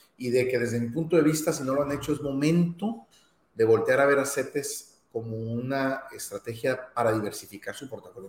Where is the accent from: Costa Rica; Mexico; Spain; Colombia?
Mexico; para quienes somos mexicanos